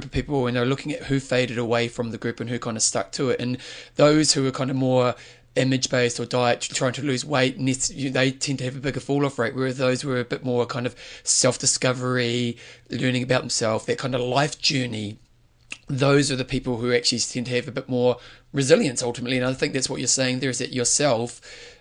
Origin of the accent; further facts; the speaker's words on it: New Zealand; being a Kiwi